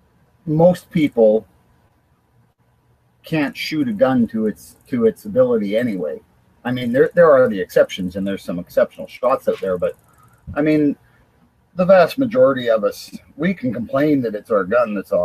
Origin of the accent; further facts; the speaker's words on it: Canada; I'm Canadian